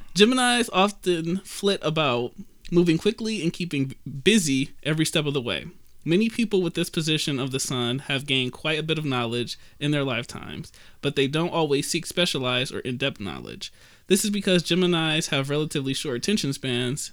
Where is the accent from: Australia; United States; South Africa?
United States; Detroit, Michigan; me and Kat, born in Detroit, Sinai Grace